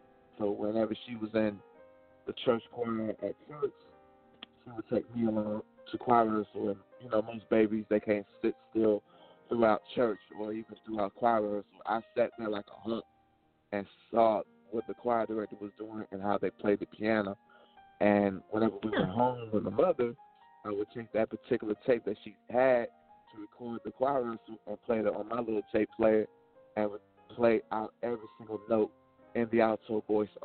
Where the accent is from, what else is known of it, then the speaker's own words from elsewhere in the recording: Alexandria, Virginia, United States; my hometown, Alexandria